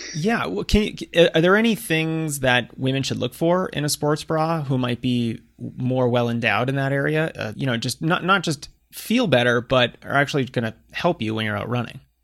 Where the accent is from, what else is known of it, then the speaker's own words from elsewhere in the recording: outside of Boston, Massachusetts, United States; moved away; I grew up on the East Coast outside of Boston